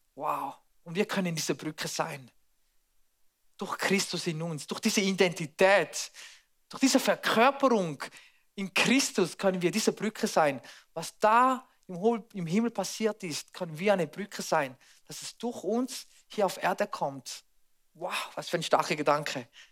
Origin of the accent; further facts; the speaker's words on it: Switzerland; bei uns in der Schweiz